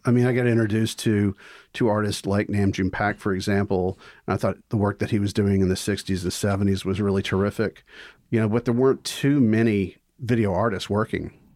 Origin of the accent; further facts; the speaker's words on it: Vicksburg, Mississippi, United States; moved away as an adult; also born or lived in Greenwood, Mississippi; now in Savannah, United States; I grew up there since I was three.